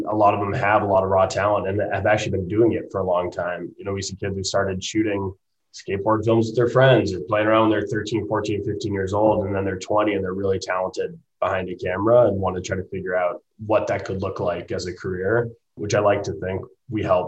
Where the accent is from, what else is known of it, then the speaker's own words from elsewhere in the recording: Franconia, New Hampshire, United States; now in Jackson Hole, United States; we grew up in Franconia, New Hampshire, skiing in New England